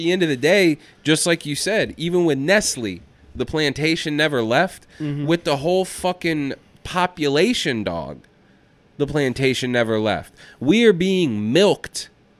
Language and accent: English; Atlanta, Georgia, United States; I'm from Atlanta. We don't do that shit.